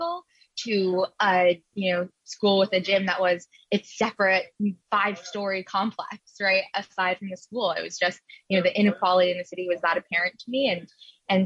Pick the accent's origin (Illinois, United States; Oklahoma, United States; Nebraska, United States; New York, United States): New York, United States; New York City; I was born and raised in Queens. I was actually raised in Elmhurst